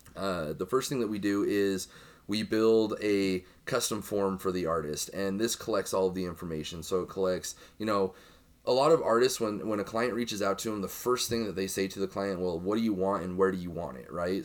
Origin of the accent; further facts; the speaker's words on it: Utah, United States; I grew up in Utah